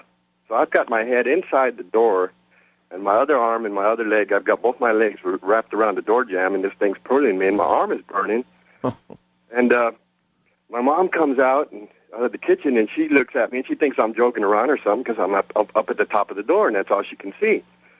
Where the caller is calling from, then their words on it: San Antonio, Texas, United States; This is …, and I'm calling from San Antonio, Texas, listening on the big blowtorch, WOAI.